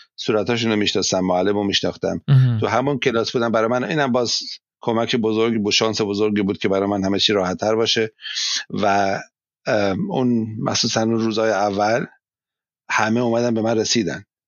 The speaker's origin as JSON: {"language": "Persian", "country": "Iran", "moved": "yes", "lives_now": "Germany", "said": "من ایرانی هستم"}